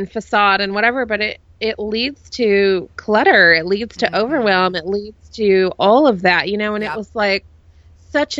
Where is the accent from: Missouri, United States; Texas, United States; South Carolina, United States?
Texas, United States; Dallas; I grew up in Dallas